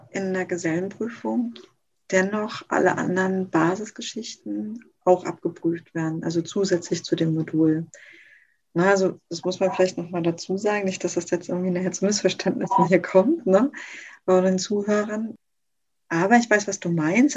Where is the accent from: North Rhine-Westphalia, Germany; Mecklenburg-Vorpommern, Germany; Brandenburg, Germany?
Mecklenburg-Vorpommern, Germany; Rostock; in Rostock zum Beispiel, wo ich herkomme, gibt es super wenig Ausbildungsbetriebe noch